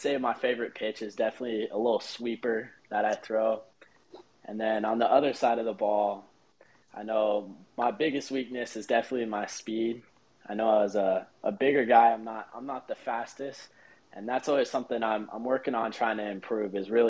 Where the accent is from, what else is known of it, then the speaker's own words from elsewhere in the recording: Las Vegas, Nevada, United States; So I'm from Las Vegas, Nevada. I go to Foothill High School